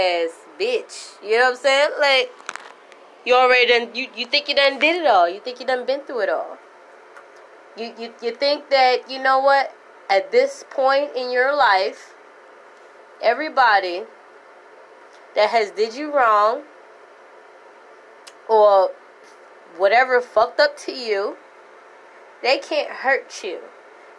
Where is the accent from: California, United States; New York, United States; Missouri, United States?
New York, United States; New York City; moved away; also born or lived in Florida; Born and raised in the Bronx